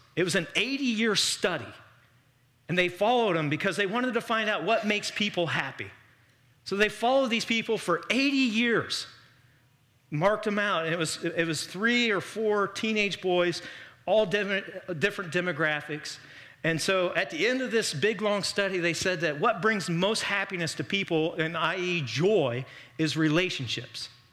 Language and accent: English; Miami Valley, Ohio, United States; we're from the Miami Valley